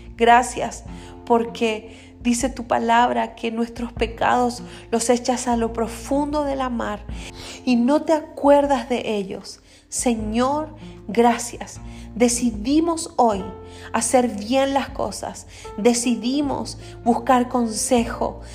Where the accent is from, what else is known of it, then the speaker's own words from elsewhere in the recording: Quellón, Los Lagos, Chile; now in Paraguay; soy chilena, nací en el sur, en una isla que se llama Chiloé, específicamente de la ciudad de Quellón.